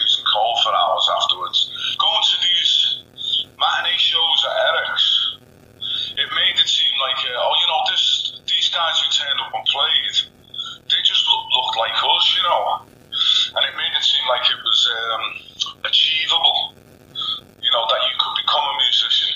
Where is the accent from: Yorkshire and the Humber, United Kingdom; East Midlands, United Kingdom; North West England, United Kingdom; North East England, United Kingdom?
North West England, United Kingdom; Merseyside; born or raised there